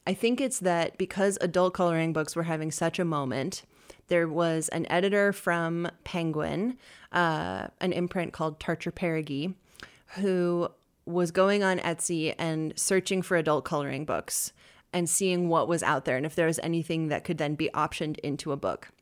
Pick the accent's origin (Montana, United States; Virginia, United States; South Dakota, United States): Montana, United States; Bozeman; moved away as an adult; now in Boise, United States; I was raised in Bozeman, Montana